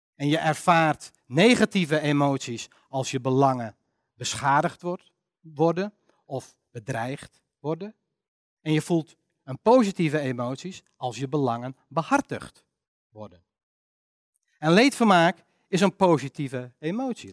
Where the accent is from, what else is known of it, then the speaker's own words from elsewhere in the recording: Netherlands; wij wel als Nederlanders